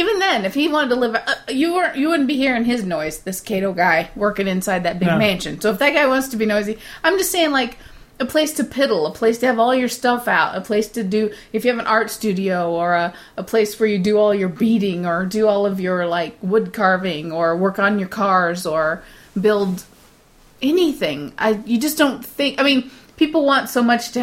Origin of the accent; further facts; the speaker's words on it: United States; moved away as an adult; I'm American. I've been raised around Americans